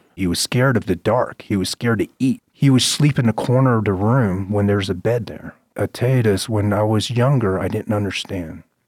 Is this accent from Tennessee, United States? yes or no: no; Fayetteville, North Carolina, United States; also born or lived in Vietnam; when I left Vietnam and I, and I came over to the United States, I was raised in Fayetteville, North Carolina